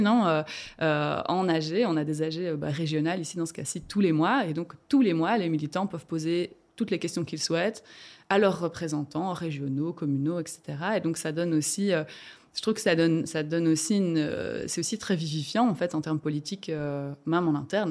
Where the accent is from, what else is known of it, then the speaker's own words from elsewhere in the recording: Rochefort, Wallonia, Belgium; moved away as an adult; now in Brussels, Belgium; je viens de Rochefort au départ, du fin fond de la Prince de Namur